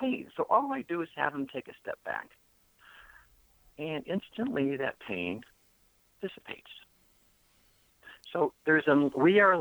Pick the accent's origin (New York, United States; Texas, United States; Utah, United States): New York, United States; Buffalo; moved away; Growing up in Buffalo